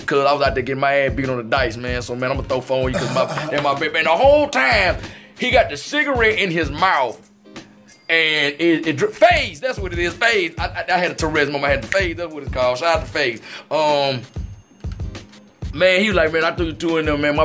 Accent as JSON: {"language": "English", "region": "Mississippi", "country": "United States", "said": "I'm from Mississippi."}